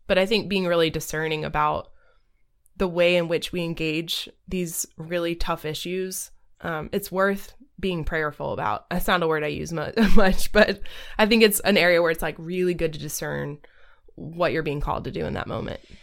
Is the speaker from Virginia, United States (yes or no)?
no; Southeast Georgia, United States; I was very much a conservative person growing up in Southeast Georgia